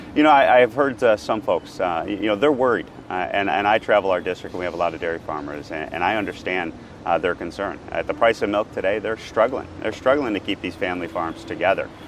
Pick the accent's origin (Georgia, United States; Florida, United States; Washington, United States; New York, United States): New York, United States; being a New Yorker and a fellow New Yorker